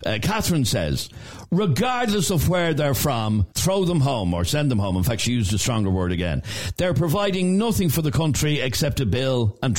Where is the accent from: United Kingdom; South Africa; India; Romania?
Romania; English is a second language; now in Dublin, Ireland; I live in Dublin for 3 years now. I'm from Romania